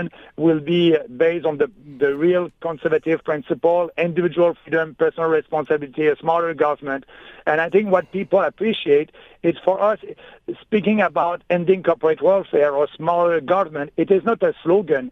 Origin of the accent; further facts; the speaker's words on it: Canada; we are Canadian